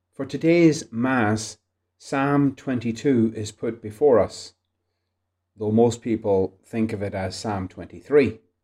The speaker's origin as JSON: {"language": "English", "country": "Ireland", "said": "Being Irish"}